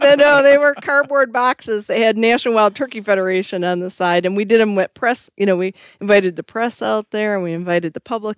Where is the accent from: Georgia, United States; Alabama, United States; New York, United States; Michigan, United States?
Michigan, United States; I am from Michigan